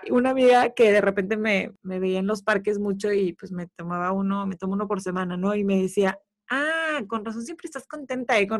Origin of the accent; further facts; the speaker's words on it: Mexico; now in Houston, United States; en México ya ves que somos muy, muy gringos o muy americanizados